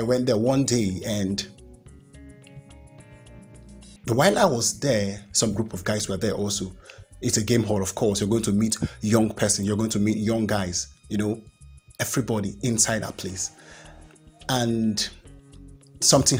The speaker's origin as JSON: {"language": "English", "country": "Nigeria", "said": "I am proud to be a Nigerian"}